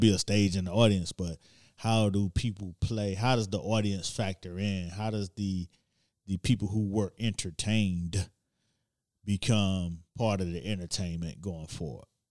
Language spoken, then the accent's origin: English; Miami, Florida, United States; now in New York, United States; I'm from Miami